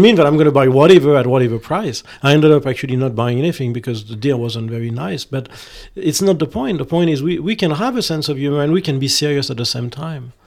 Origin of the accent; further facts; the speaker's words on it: France; I'm French